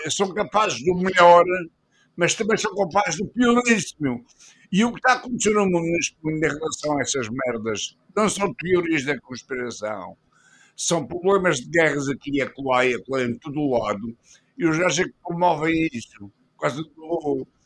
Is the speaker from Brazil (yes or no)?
no; Portugal; Eu sou português honrosamente